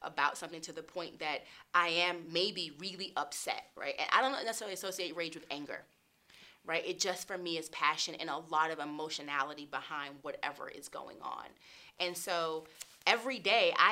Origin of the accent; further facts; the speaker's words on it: Charlotte, North Carolina, United States; moved away as an adult; now in Colorado Springs, United States; I'm from Charlotte, North Carolina.